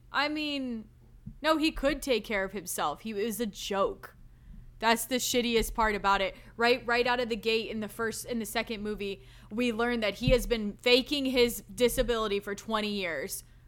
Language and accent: English; the South, United States; I'm from the South